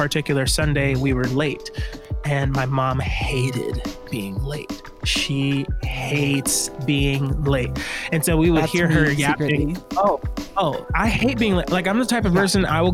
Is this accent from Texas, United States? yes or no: no; Miami, Florida, United States; I grew up in Miami